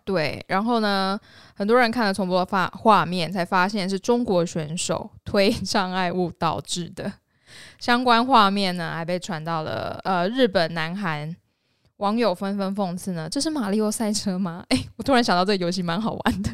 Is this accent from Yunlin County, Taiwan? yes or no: yes; Yunlin County, Taiwan; 我云林人啊